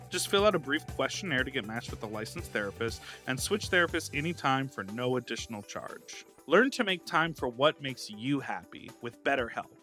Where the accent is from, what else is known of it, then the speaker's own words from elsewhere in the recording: Chicago, Illinois, United States; that's the area code I grew up in in Chicago